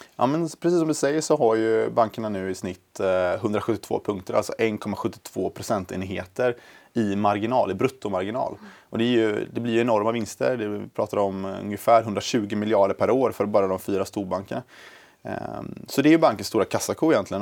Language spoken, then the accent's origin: Swedish; Gothenburg, Västra Götaland, Sweden; moved away as an adult; now in Stockholm, Sweden; jag är från början från eh, Göteborg